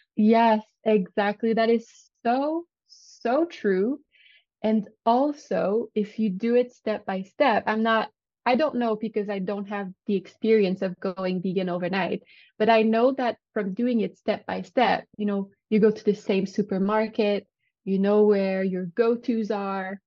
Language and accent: English; Canada; accent: French Canadian; English is a second language; I'm French. Well, I'm not French, but I'm French Canadian. So if you hear an accent, that's where it comes from.